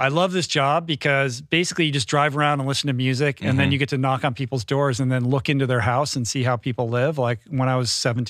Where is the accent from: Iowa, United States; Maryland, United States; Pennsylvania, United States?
Maryland, United States; Bethesda; I grew up in Bethesda.